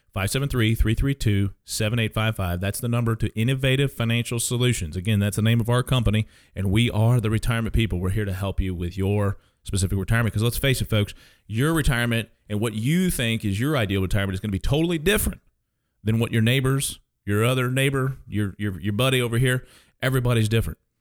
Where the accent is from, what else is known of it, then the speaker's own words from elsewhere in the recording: St. Charles, Missouri, United States; moved away as an adult; also born or lived in Kansas; now in Cape Girardeau, United States; I grew up, most of my, uh, childhood was in Saint Charles, Missouri